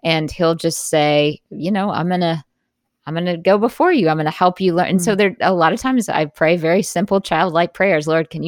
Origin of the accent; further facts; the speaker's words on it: Jackson, Mississippi, United States; Like, I grew up in Jackson, Mississippi, which is not far from you.